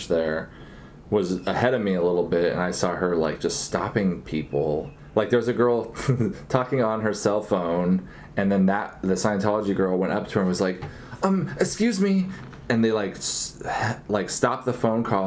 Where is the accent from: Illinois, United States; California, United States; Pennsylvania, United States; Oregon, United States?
Oregon, United States; I grew up in Oregon